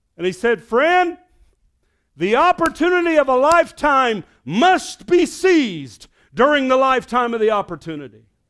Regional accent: Arkansas, United States; I'm from Arkansas

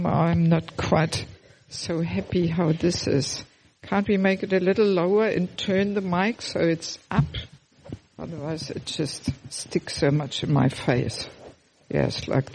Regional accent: Germany; moved away as an adult; also born or lived in Sydney, Australia / former Soviet Union; originally I'm from Germany, but I have never lived in Germany as a devotee. I left already Germany about 34 years ago

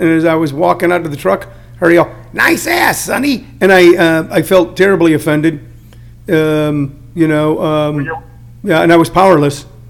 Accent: St. Louis, Missouri, United States; moved away; also born or lived in California; I grew up in uh, in St. Louis, Missouri, and then moved to California

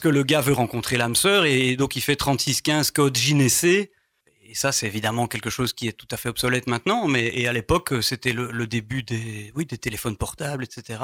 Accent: Tournaisis, western Hainaut, Wallonia, Belgium; moved away as an adult; also born or lived in Brussels region; je suis né dans le Tournésie, le Hainaut occidental

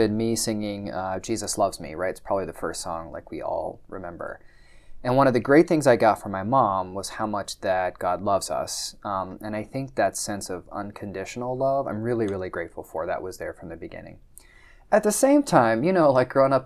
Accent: Texas, United States; also born or lived in Oklahoma City, Oklahoma / southwestern Oklahoma; I was raised in Texas

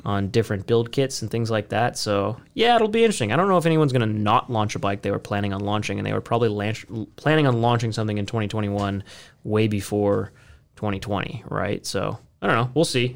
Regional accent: United States; we're just American boys

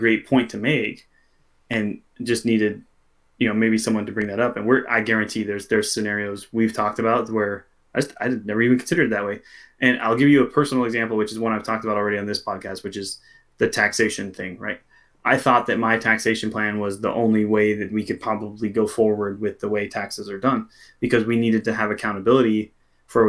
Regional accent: Pacific Northwest, United States; also born or lived in Florida; I grew up in the Pacific Northwest

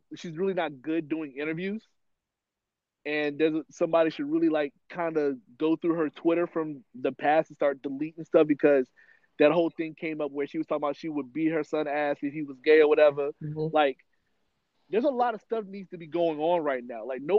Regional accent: New York, United States; As a person who's from New York, who's grown up in New York

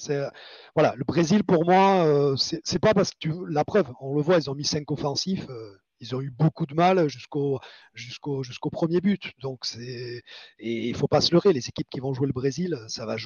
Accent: Basque Country, Spain; je suis espagnol. Moi, je suis moitié, je suis un basque, hein, moitié espagnol, moitié français.

